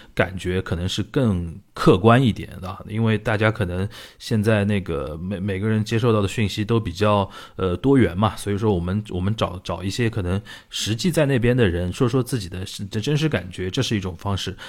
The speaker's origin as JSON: {"language": "Chinese", "region": "Shanghai", "country": "China", "said": "我们上海人平时就是聊这些东西"}